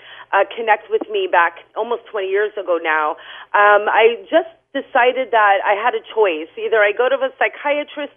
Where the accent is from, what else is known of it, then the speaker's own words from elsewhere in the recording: New Hampshire, United States; moved away as an adult; also born or lived in Lowell, Massachusetts; I'm actually originally from New Hampshire